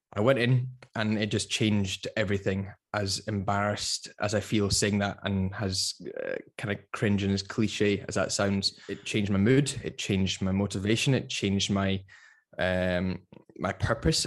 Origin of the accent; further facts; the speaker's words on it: Edinburgh, Scotland, United Kingdom; moved away as an adult; also born or lived in London; I'm originally from Edinburgh, but I spent, I spent about six years in London